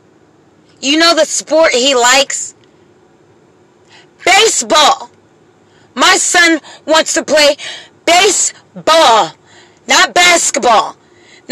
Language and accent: English; Pennsylvania, United States; now in Jacksonville, United States; I'm from Pennsylvania